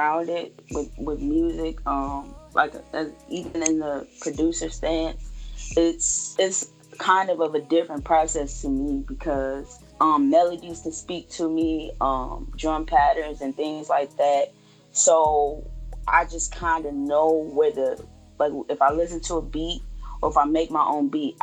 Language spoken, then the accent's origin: English; Chicago, Illinois, United States; now in Arkansas, United States; my hometown, Chicago